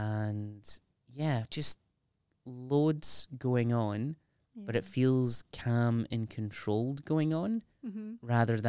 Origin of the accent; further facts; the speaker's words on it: United Kingdom; There's something about being British that is so cringeworthy and embarrassing.